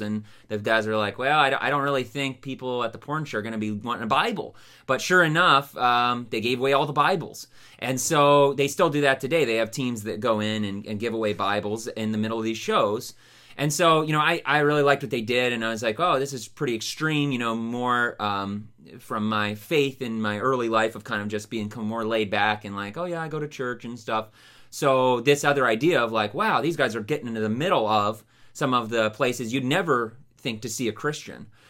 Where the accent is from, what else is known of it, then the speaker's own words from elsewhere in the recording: Youngstown, Ohio, United States; also born or lived in Pennsylvania; so I grew up in the Youngstown area um, and then uh, lived here the majority of my life